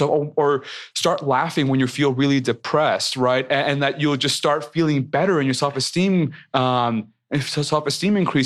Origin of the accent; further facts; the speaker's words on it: Mexico; I am so proud of being Mexican, of being Latino